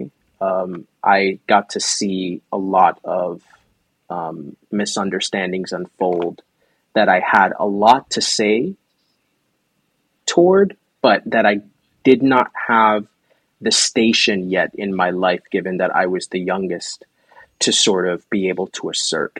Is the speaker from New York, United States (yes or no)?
yes; New York City, New York, United States; I come from the Bronx in New York. And it's an area of New York that, while I was growing up, was very friendly for me and friendly to me